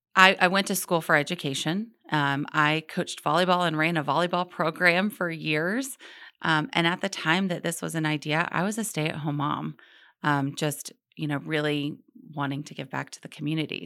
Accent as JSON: {"language": "English", "town": "Charlotte", "region": "North Carolina", "country": "United States", "tie": "born or raised there", "said": "I grew up in Charlotte"}